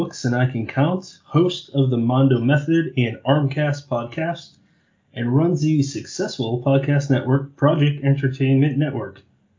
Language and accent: English; New England, United States; moved away as an adult; also born or lived in Massachusetts; now in South Jersey, United States; I'm originally from New England, and, I met my wife. She went to college in Providence. I lived in Massachusetts, really close to Providence